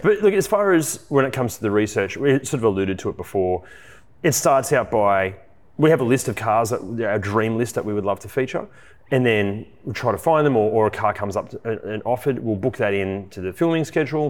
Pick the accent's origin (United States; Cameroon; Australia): Australia